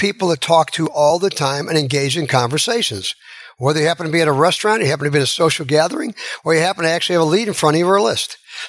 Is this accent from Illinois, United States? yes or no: yes; Chicago, Illinois, United States; moved away; I'm from Chicago